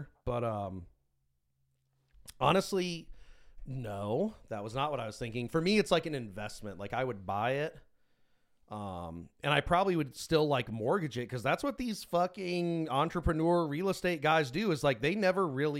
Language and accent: English; United States; Yeah, I'm American. I don't want to live anywhere else full time.